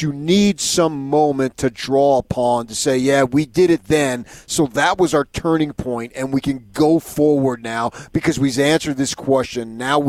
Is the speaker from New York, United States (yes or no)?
no; Phoenix, Arizona, United States; I grew up in the Phoenix area